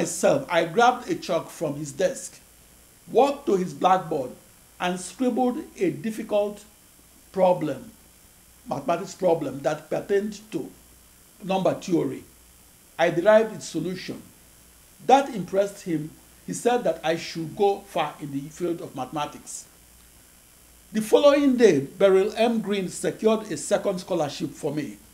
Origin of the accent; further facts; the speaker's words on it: Nigeria; moved away as an adult; also born or lived in Akure, Nigeria / Sapele, Nigeria; I was born on August 23, 1954, in Akure, in the western region of the British West African colony of Nigeria. In January 1960, and at age 5, I enrolled in first grade in St. Patrick's Primary School, Sapele, Nigeria.